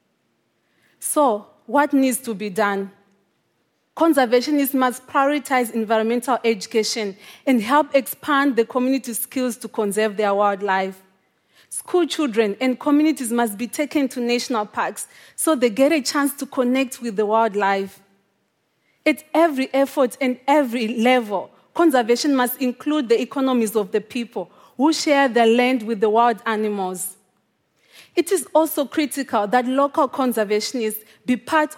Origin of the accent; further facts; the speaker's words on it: Zimbabwe; The first time that I saw a wild animal in my home country was when I was 25 years old, even though lions and African wild dogs lived just a few miles away from my home